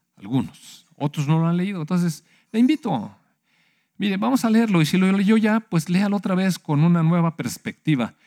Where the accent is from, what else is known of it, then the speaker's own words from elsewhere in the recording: Mexico; Sí somos mexicanos y sí tenemos este, pues, patriotismo